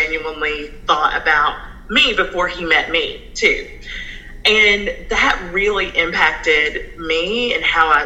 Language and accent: English; San Antonio, Texas, United States; moved away; also born or lived in California / Cynthiana, Kentucky; we moved to Texas, San Antonio, Texas, where my mom's family is from. My mom was born and raised there. And so when I lived in Texas, I grew up in a mostly white and Hispanic school.